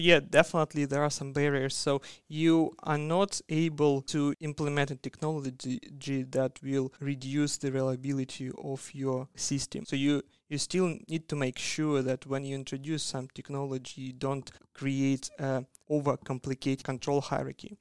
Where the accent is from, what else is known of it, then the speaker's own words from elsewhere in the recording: Siberia, Russia; moved away as an adult; also born or lived in Magdeburg, Germany; now in Australia; I'm from Siberia. That's a, a cold place that's in the middle of Russia